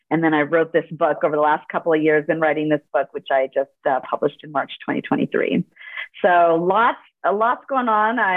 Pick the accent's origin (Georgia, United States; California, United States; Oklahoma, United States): California, United States; Los Angeles; born there; first language Spanish; English is a second language; I was born in Los Angeles, and Spanish was my first language.